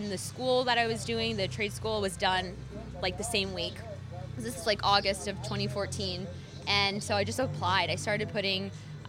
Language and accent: English; Michigan, United States; moved away as an adult; also born or lived in New York / South Bend, Indiana; now in Louisville, United States; I'm from the Midwest